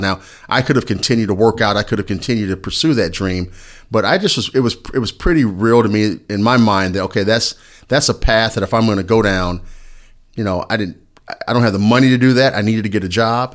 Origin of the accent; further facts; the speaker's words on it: Indiana, United States; now in Bloomington, United States; I'm from Indiana originally, so I'm a Hoosier